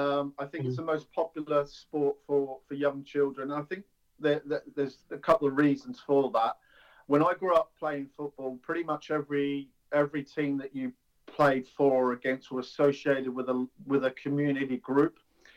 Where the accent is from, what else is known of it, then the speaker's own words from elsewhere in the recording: Melbourne, Victoria, Australia; moved away as an adult; now in England; Yeah, so I grew up in Australia. I came to England in 1997 just to have a holiday, play a bit of football.